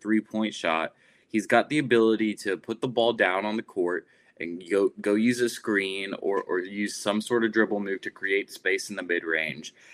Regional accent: Plano, Texas, United States; I'm from Plano, Texas.

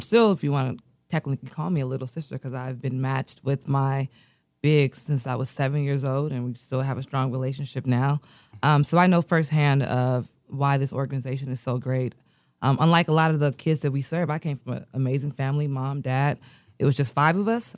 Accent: United States; also born or lived in Nigeria; I was born in America. Um, four days later, my parents moved back to Nigeria

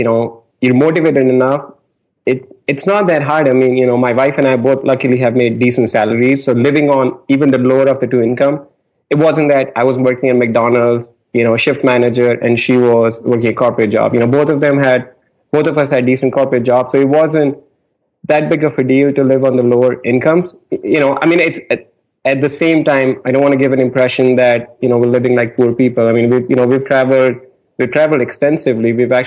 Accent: India; moved away as an adult; now in United States; I'm from India. In America

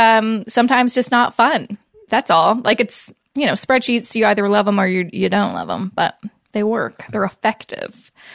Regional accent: Vancouver, British Columbia, Canada; moved away; I will be in Vancouver, obviously, for uh, you know that's where I'm from. It's where my hometown is

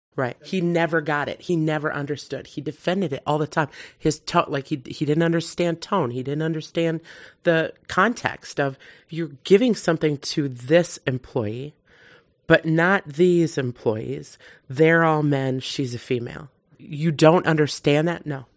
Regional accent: Wisconsin, United States; I'm from Wisconsin

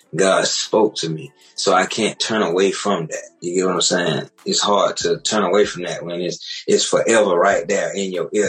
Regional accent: Macon, Georgia, United States; Me and Zeno, we're actually from Macon, living Macon, born and raised.

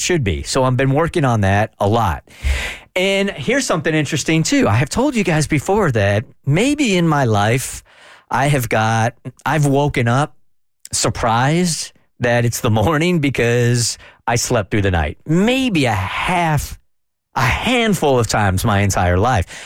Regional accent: California, United States; I grew up in California, as an undersized kid

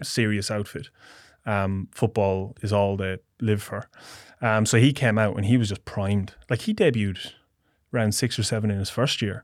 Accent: Portlaoise, Leinster, Ireland; moved away as an adult; now in Australia; Midlands, my hometown, a place called Port Leash

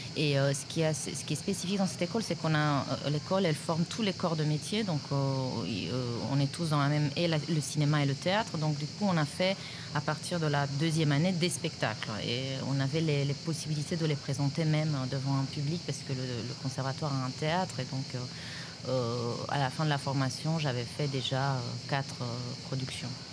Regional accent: Romania; moved away as an adult; now in France; je suis toujours, euh, en lien avec, euh, mon pays d'origine

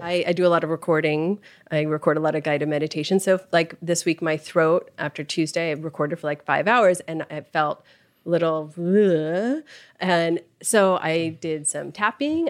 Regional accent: Los Angeles, California, United States; I grew up here in Los Angeles

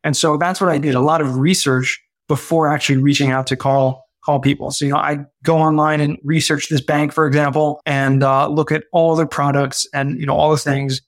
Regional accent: Southern California, United States; I grew up in Southern California and kind of middle class family

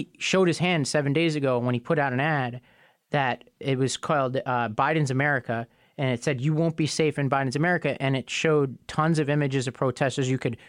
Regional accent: New York City, New York, United States; When he puts New York on the list, for example, my hometown

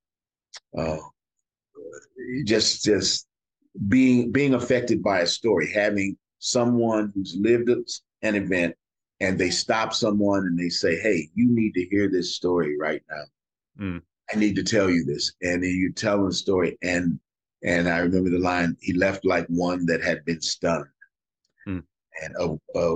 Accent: Kansas City, Kansas, United States; moved away; I'm from Kansas City, Kansas.

